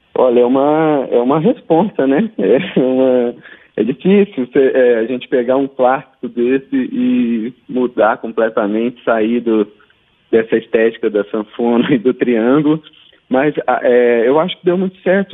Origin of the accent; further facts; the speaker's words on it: Passa Quatro, Minas Gerais, Brazil; eu sou do sul de Minas, em Passa Quatro